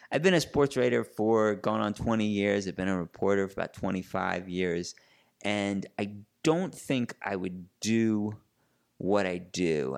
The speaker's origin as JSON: {"language": "English", "town": "Larchmont", "region": "New York", "country": "United States", "tie": "born or raised there", "said": "I grew up in Larchmont, New York, uh, which is a little suburb just north of, uh, New York City, northeast"}